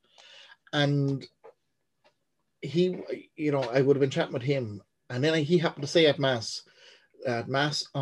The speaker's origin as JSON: {"language": "English", "town": "Portlaoise", "region": "Leinster", "country": "Ireland", "tie": "born or raised there", "said": "born and raised in Portlaoise"}